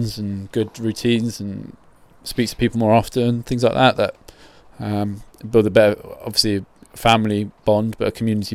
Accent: Croydon, London, United Kingdom; I grew up in South London, Croydon

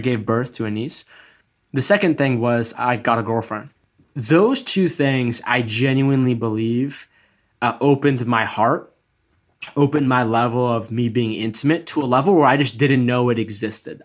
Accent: Egypt; I'm from Egypt.

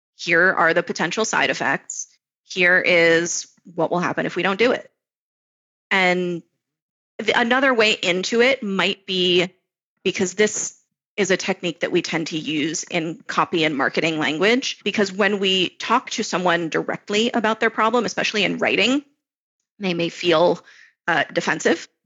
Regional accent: Florida, United States; moved away as an adult; now in Israel; I grew up in Florida

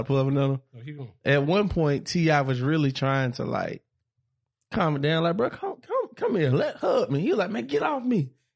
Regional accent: Monroe, Georgia, United States; I grew up in Monroe

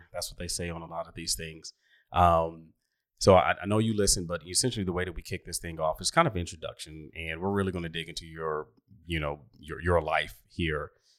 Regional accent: Oklahoma City, Oklahoma, United States; I grew up in Oklahoma City, and, you know, obviously years ago, it's different than it is now.

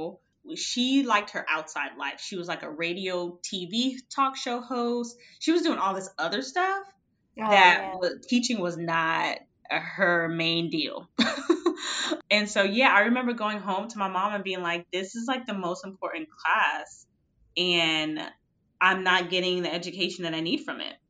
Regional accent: Miami, Florida, United States; I grew up in Miami, Florida

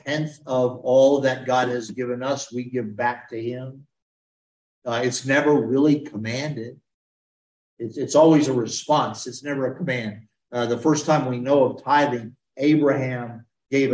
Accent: United States; I'm an American

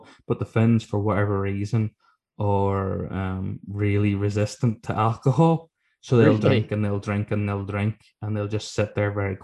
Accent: Ireland

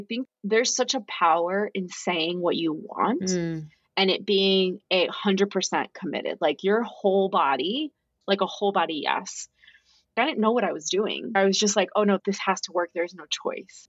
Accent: West New York, New Jersey, United States; moved away; also born or lived in Australia; we're from New Jersey, like Hoboken, West

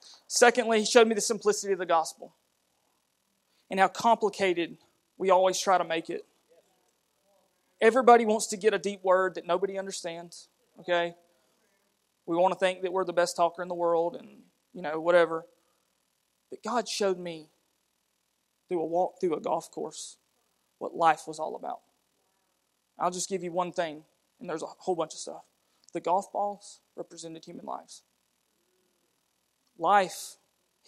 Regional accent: United States; accent: redneck; we're as redneck as you get. You know, we're from Blount County

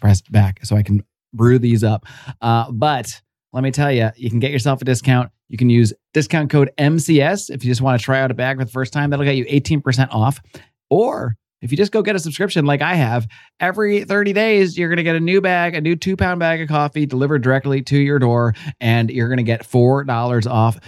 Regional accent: Connecticut, United States; now in Florida, United States; I was raised in Connecticut.

